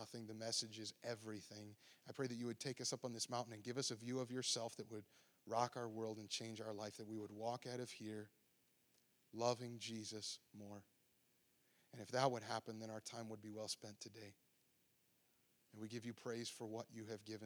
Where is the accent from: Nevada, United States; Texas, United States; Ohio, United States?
Ohio, United States; moved away; I'm from Ohio